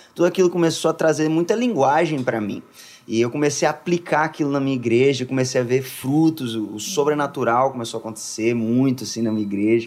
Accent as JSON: {"language": "Portuguese", "region": "Minas Gerais", "country": "Brazil", "also_born_or_lived": "Contagem, Minas Gerais", "moved": "as an adult", "lives_now": "São Paulo, Brazil", "said": "sou de Minas, Minas Gerais"}